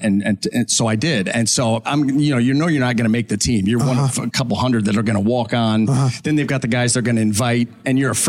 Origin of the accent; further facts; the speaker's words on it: Ohio, United States; growing up in Ohio